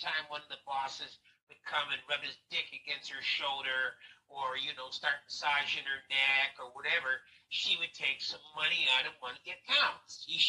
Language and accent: English; Winnipeg, Manitoba, Canada; moved away; also born or lived in Chicago; Yeah, born in Winnipeg. And then by a coin toss, my family wound up taking off for Chicago instead of New York